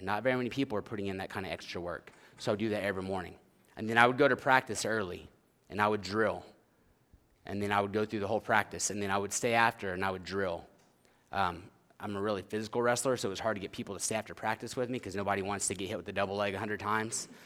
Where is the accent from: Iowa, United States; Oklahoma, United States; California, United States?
Oklahoma, United States; moved away; I am from Oklahoma originally